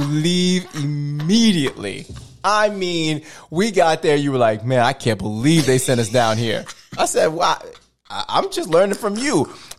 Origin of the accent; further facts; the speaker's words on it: Fayetteville, United States; More exposure. I'm from Fayetteville. I ain't going nowhere.